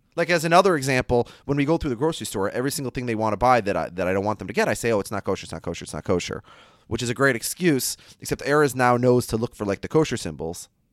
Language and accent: English; Minnesota, United States; I'm from Minnesota